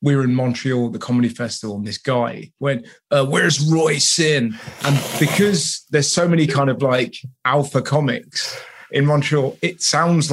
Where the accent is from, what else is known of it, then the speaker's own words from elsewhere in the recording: England, United Kingdom; being English